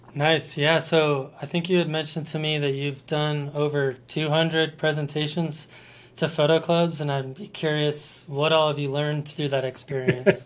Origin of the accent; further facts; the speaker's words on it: Colorado Springs, Colorado, United States; also born or lived in Boulder, Colorado; I am a native of Colorado. I was born in Boulder and I grew up in Colorado